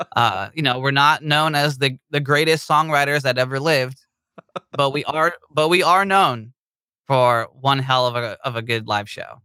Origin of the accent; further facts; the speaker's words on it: Bay Area, California, United States; we are from the Bay Area in California